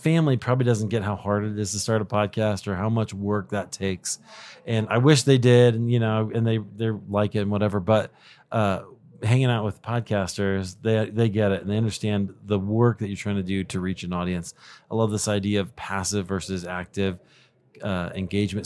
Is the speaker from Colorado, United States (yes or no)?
yes; Denver, Colorado, United States; It happens this year to be in my hometown. of Denver, Colorado